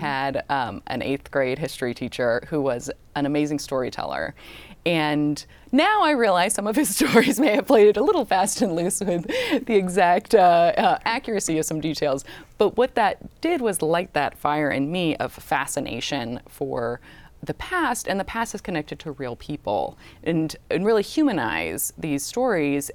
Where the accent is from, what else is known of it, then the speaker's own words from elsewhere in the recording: Orange County, Southern California, United States; Orange County, which is where I grew up